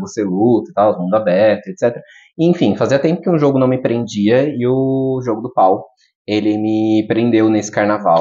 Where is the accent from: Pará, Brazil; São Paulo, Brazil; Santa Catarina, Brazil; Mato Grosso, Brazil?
São Paulo, Brazil; Guarulhos; Eu, eu sou nascido e criado em Guarulhos.